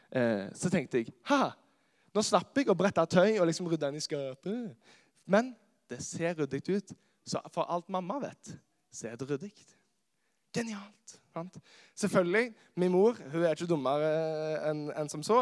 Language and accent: Norwegian; Karmøy, Rogaland, Norway; moved away as an adult; now in Kristiansand, Norway; Jeg er opprinnelig fra Karmøy, eh, som er på Vestlandet